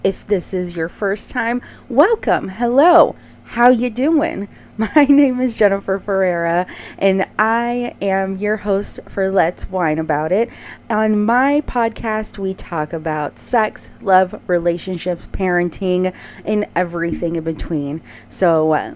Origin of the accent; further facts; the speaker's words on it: Houston, Texas, United States; moved away; I was back in my hometown in Houston